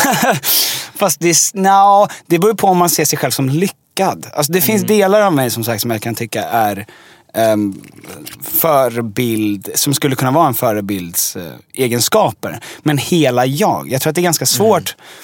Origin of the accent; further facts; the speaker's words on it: Djursholm, Stockholm County, Sweden; now in Stockholm, Sweden; jag är uppvuxen i Djursholm som mm. är eh, en mil norr om Stockholm